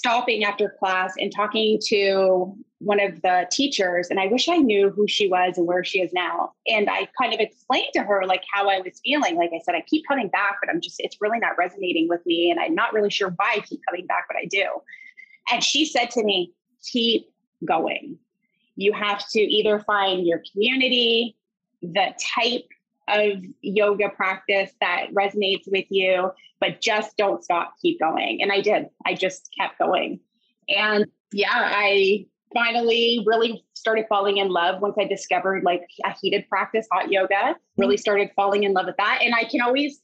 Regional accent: Harrow, Ontario, Canada; also born or lived in Windsor, Ontario; I grew up in Harrow

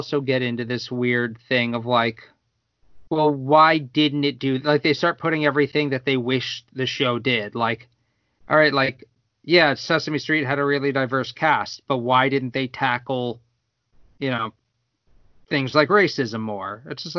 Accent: Winter Park, Florida, United States; growing up in Winter Park

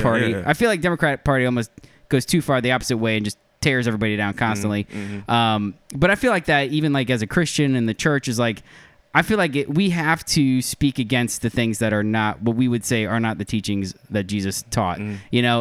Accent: Ocala, Florida, United States; I grew up in Ocala, Florida.

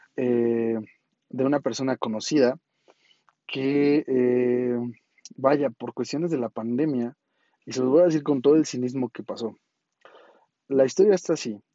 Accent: Mexico; como mexicanos

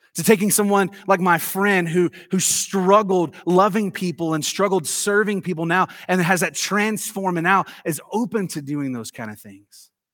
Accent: Tennessee, United States; I grew up in the South. You guys know that. I'm from Tennessee

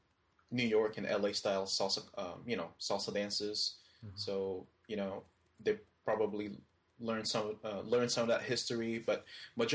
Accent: Philippines; now in United States; Philippines is actually my home country

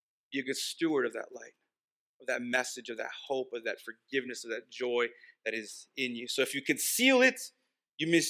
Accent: El Paso, Texas, United States; first language Spanish; English is a second language; I grew up in El Paso

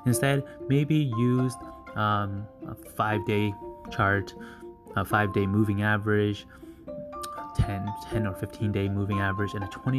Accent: Canada; I'll just use North America because I'm from Canada.

